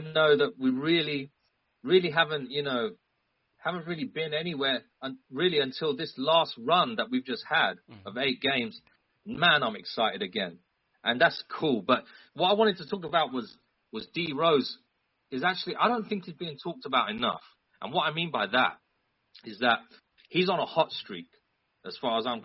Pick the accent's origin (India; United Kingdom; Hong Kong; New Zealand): United Kingdom; London; I'm from London